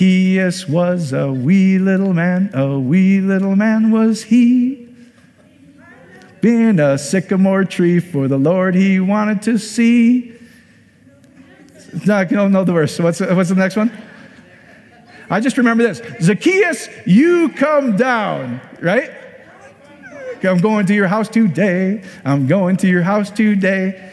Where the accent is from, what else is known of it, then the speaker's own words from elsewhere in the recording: Iowa, United States; I'm from Iowa